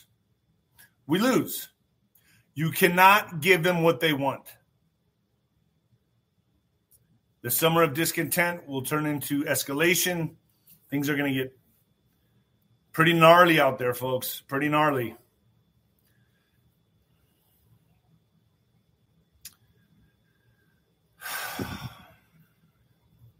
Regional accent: United States

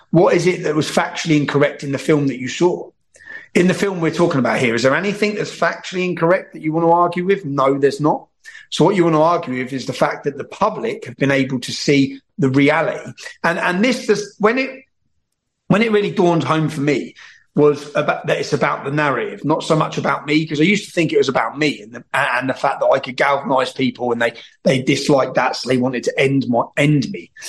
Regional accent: England, United Kingdom; I go to jail as a British journalist for two years because of that film.

